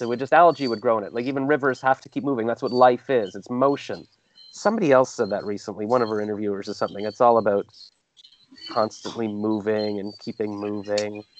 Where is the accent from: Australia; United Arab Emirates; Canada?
Canada; accent: Canadian; also born or lived in Toronto; I'm Canadian